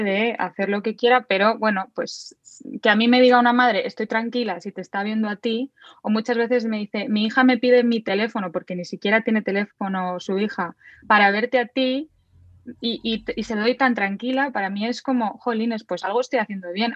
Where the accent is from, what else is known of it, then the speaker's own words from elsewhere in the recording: Madrid, Community of Madrid, Spain; Soy de Madrid